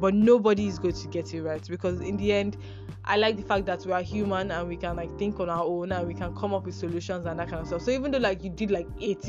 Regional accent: Nigeria; as a Nigerian

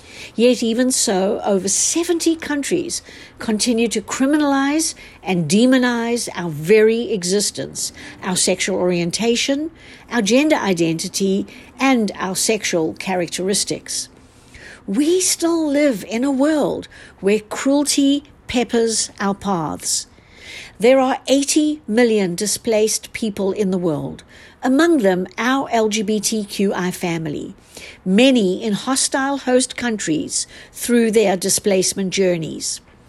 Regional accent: South Africa; born there; I am a South African-born attorney

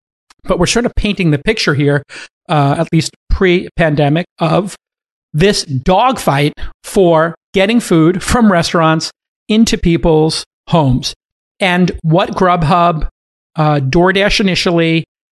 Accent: New York City, New York, United States; in my hometown of Brooklyn

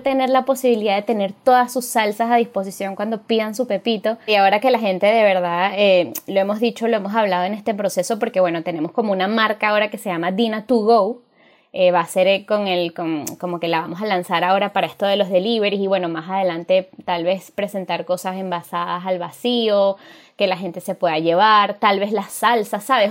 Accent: Venezuela; todos somos venezolanos

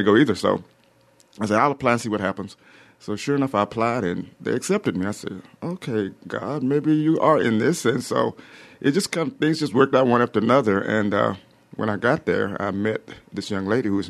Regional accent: Prichard, Alabama, United States; I am from Pritchard, Alabama, right here in Mobile. I went to Blount High School

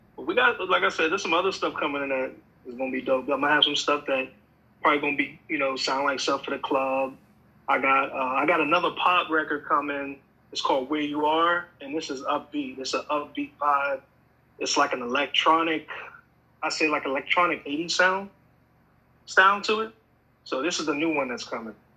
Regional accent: Pennsylvania, United States; also born or lived in Atlanta; now in Los Angeles, United States; I'm originally from Pennsylvania, of course and I moved from there to Atlanta

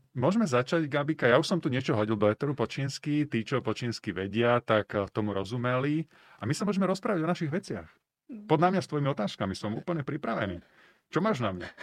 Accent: Slovakia; also born or lived in China; som sa rozhodol, že sa vrátim na Slovensko

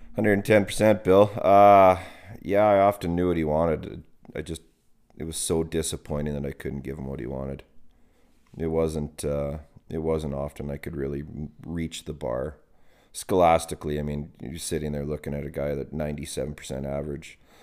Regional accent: Calgary, Alberta, Canada; also born or lived in High River, Alberta; at age, I think it was age thirteen, we moved from the city, we moved from Marlboro Park out to High River.

